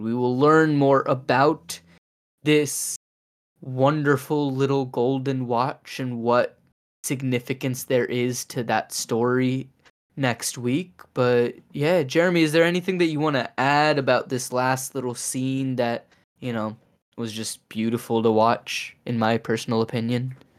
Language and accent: English; Louisville, Kentucky, United States; I grew up in Louisville